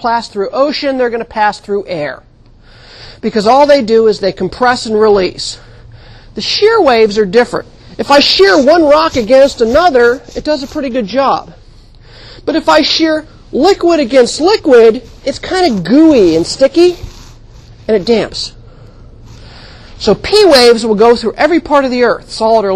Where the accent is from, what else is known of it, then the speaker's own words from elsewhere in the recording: California, United States; I grew up in California